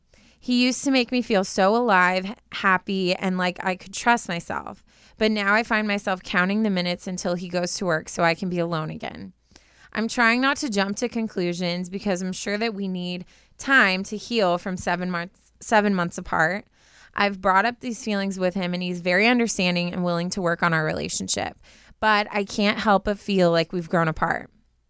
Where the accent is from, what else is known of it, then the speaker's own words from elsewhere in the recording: Canada; He's from the UK, and I'm from Canada.